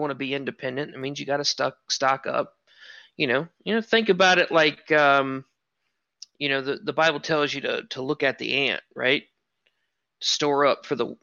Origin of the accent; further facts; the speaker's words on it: the South, United States; I, like every other good Southern boy